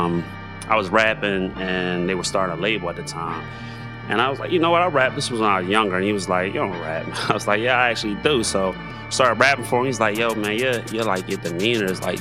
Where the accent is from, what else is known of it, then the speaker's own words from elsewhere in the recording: Philadelphia, Pennsylvania, United States; I'm from West Philly